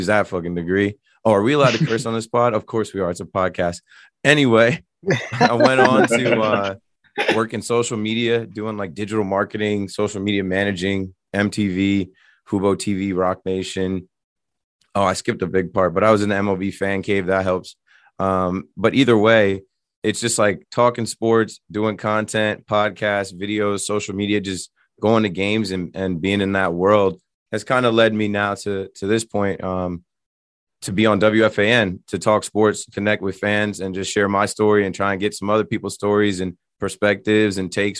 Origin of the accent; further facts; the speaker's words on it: New Jersey, United States; I'm from Jersey.